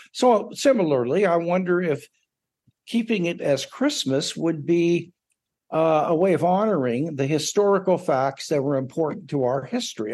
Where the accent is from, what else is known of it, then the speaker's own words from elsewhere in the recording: United States; as an American